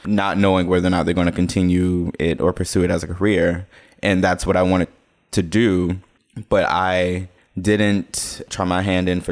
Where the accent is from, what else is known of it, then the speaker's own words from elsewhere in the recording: Jackson, Mississippi, United States; moved away as an adult; also born or lived in Memphis, Tennessee; I was born in 92. I'm from Jackson, Mississippi.